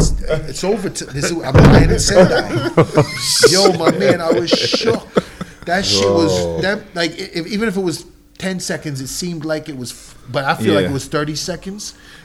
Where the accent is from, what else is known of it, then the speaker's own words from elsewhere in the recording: New York, United States; as a New Yorker